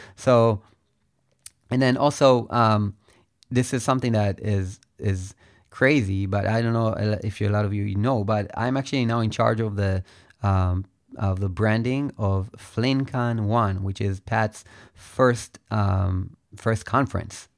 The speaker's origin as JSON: {"language": "English", "country": "Israel", "said": "I am from Israel"}